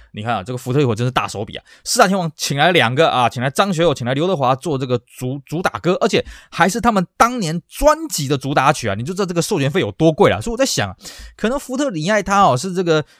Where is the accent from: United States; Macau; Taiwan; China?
Taiwan; 我们台湾人崇洋